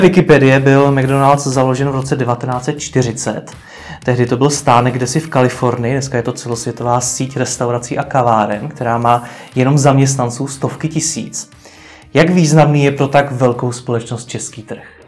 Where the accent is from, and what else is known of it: Czechia